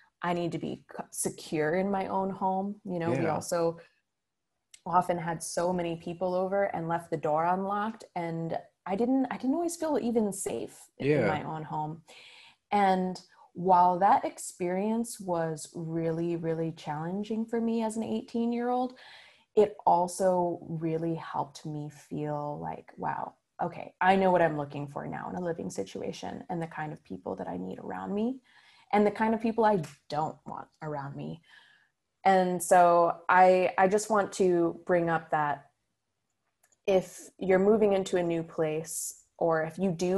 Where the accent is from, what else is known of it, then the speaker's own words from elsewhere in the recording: Grand Rapids, Michigan, United States; now in Ann Arbor, United States; I grew up in Grand Rapids my whole life. And when I moved to Ann Arbor, I didn't know anybody.